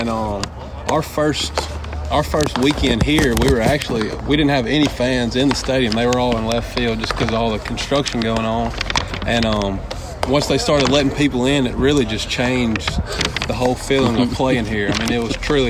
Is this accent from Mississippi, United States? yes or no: yes; Brookhaven, Mississippi, United States; From Brookhaven, Mississippi. It's about an hour south of Jackson.